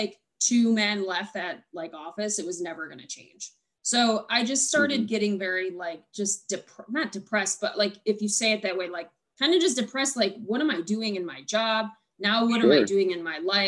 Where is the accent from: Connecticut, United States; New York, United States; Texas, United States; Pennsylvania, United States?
New York, United States; Buffalo; moved away; I am from Buffalo